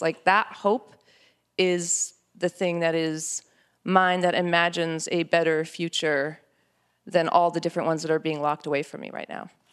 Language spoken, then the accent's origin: English; New Mexico, United States; born or raised there